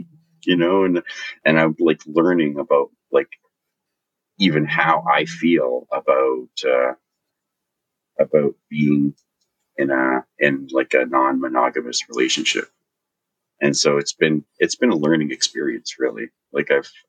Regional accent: Vancouver, British Columbia, Canada; moved away as an adult; I was born on the west coast of Canada, in Vancouver, BC. And it's a beautiful place. And I grew up in Vancouver and in a place called Vancouver Island.

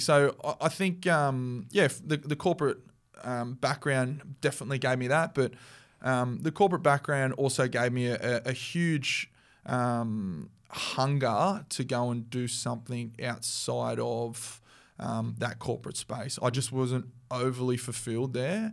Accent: Central Coast, New South Wales, Australia; I grew up on the Central Coast

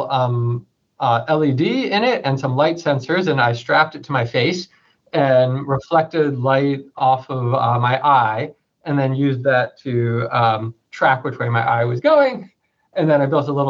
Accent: New York City, New York, United States; I grew up in New York City

